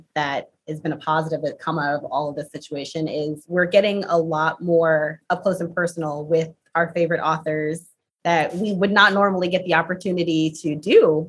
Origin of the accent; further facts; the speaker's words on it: Ohio, United States; moved away; I'm from Ohio.